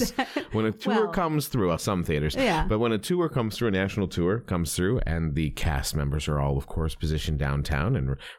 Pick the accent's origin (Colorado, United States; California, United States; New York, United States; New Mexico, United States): New York, United States; now in South Carolina, United States; from New York